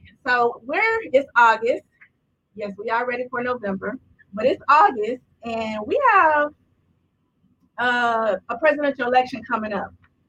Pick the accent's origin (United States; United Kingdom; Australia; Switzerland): United States; Little Rock, Arkansas; Like, we just two girls from around the way, from the South, girls raised in the South. I'm from Little Rock, Arkansas. That's my hometown. Shout out to Little Rock. L Rock, you know what I'm saying?